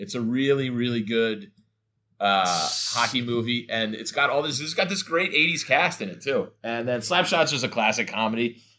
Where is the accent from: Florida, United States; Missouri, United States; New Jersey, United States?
New Jersey, United States; because I'm from New Jersey and I know like I know all that culture.